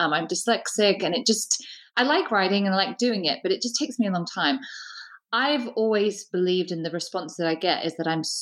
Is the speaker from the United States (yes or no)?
no; United Kingdom; we're both British